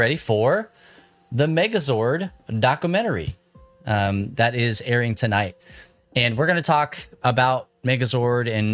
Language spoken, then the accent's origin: English; Eastern New Mexico, United States; I grew up in New Mexico, Eastern New Mexico specifically